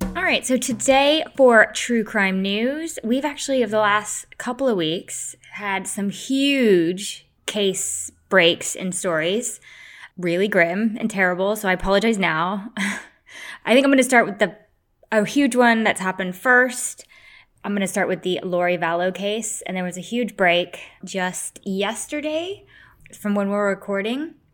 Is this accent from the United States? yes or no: yes; United States; I'm American